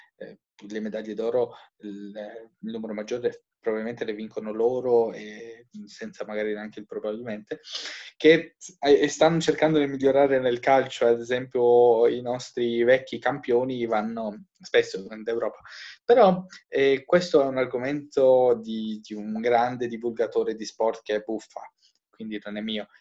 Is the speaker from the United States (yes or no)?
no; Albania; moved away; io che vengo dall'Albania